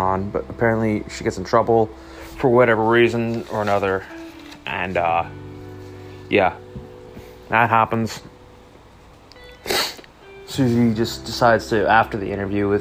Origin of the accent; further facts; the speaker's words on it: Canada; I'm not even American, I'm Canadian